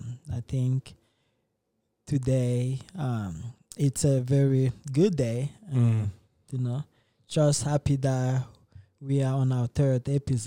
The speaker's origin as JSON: {"language": "English", "country": "DR Congo", "said": "I'm from Democratic Republic of Congo."}